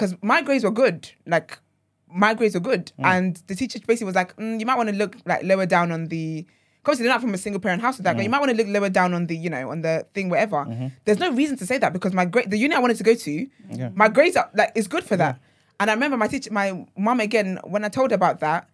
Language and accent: English; Nigeria; now in England, United Kingdom; I grew up in Nigeria and then I moved here